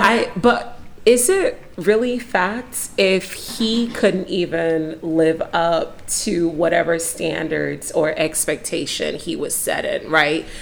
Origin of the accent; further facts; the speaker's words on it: Nigeria; I'm Nigerian.